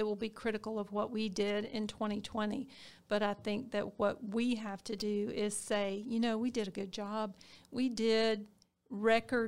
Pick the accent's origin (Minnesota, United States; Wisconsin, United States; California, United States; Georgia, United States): Georgia, United States; Harris County; I'm a Harris County girl. I was born and raised in Harris County